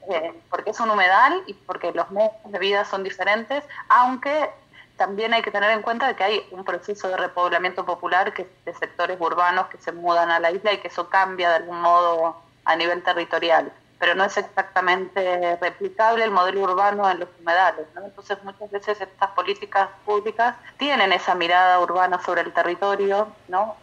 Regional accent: Patagonia, Argentina; now in Paraná Delta, Argentina; soy patagónica, entonces también vengo de otras zonas geográficas

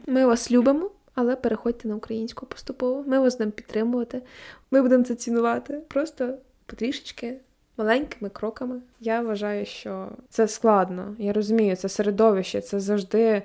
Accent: Kirovohrad Oblast, Ukraine; now in Lviv, Ukraine; я з Кіроградської області

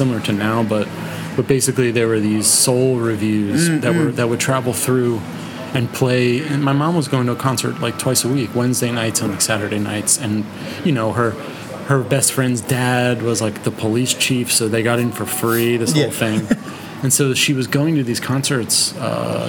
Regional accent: Philadelphia, Pennsylvania, United States; I grew up in Philadelphia

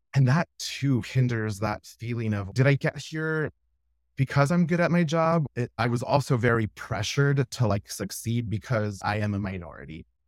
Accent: Laredo, Texas, United States; my hometown where I'm from in Laredo, Texas

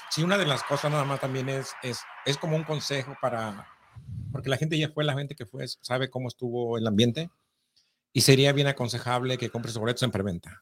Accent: near Guadalajara, Jalisco, Mexico; yo también soy de cerquita de Guadalajara

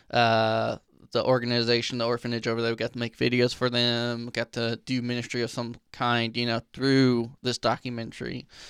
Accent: Illinois, United States; I grew up in Illinois

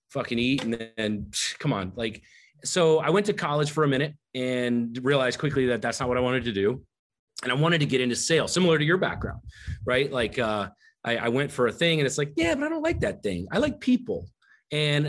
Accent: the South, United States; I grew up down in the South

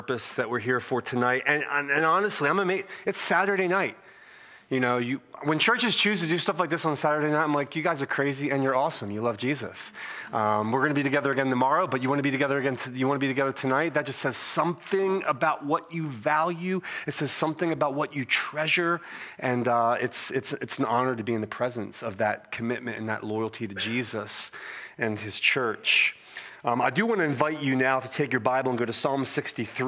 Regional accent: Philadelphia, Pennsylvania, United States; accent: Philly; moved away as an adult; now in California, United States; I have a Philly accent, you know, and I'm born and raised in Philadelphia

